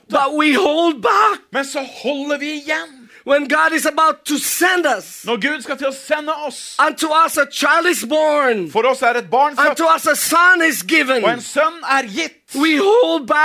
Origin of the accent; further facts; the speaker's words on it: Philippines; Og jeg lar ikke det at jeg er filippiner, få lov til å forme meg og danne og begrense meg.